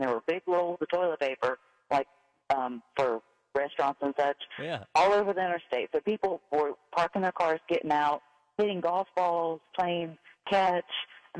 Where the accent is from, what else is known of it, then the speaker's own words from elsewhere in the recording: Cincinnati, Ohio, United States; now in North Carolina, United States; I'm from Cincinnati, live in North Carolina.